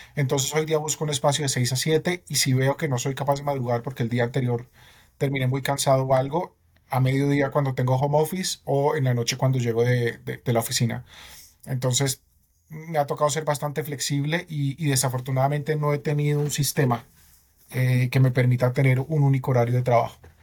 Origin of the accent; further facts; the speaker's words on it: Bogotá, Colombia; soy bogotano, 36 años